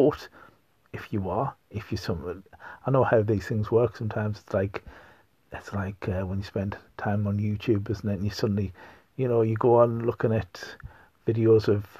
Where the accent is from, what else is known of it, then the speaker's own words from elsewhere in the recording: North East England, United Kingdom; accent: Pitmatic; I am from the northeast of England. I'm not a Geordie. If you think I am, you're very much mistaken. I am, in fact, if anything, a Pityaka. Okay, so one who hails from a mining colliery.